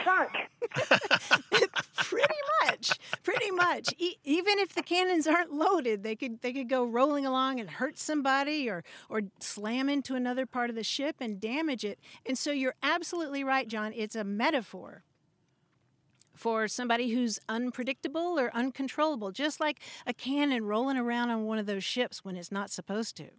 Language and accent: English; Kentucky, United States; I grew up in Kentucky